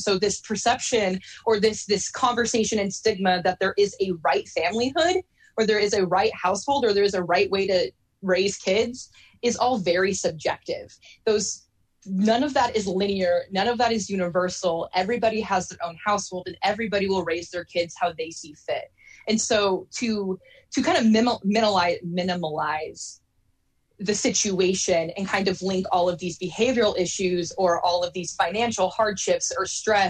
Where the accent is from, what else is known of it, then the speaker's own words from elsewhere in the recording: Salem, Oregon, United States; So I grew up a lot around the West Coast, primarily in multiple different parts of Oregon. But my mom eventually settled in Salem, Oregon, when I was in elementary school.